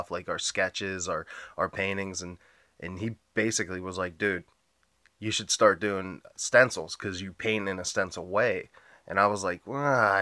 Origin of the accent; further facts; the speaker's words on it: North Huntingdon, Pennsylvania, United States; It was in North Huntington